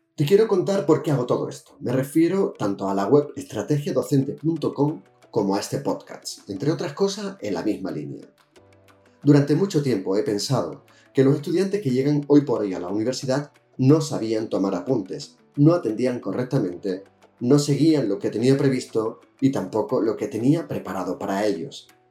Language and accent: Spanish; Jerez de la Frontera, Andalusia, Spain; now in Balearic Islands, Spain; desde 1966, cuando nací en Jerez de la Frontera